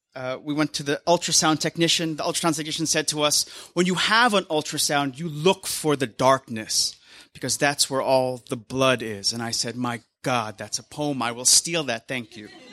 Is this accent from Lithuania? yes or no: no; Philippines; now in United States; I'm Filipino American